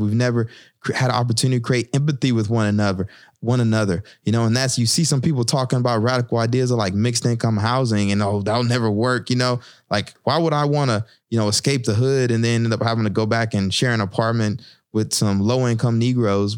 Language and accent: English; the South, United States; moved away as an adult; now in Newark, United States; I'm from the South